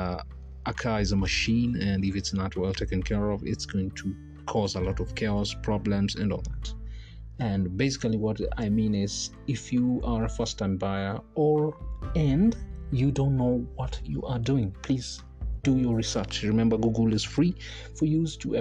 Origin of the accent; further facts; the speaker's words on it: Kenya; I'm a Kenyan